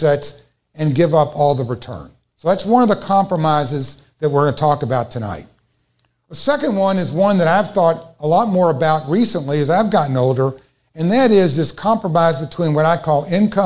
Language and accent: English; Louisville, Kentucky, United States; I'm from Louisville, Kentucky